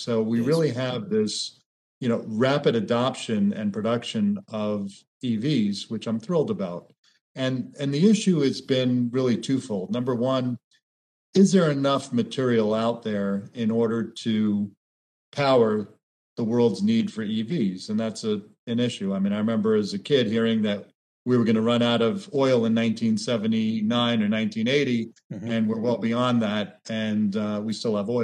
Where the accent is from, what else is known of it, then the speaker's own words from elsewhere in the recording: Florida, United States; I grew up in Florida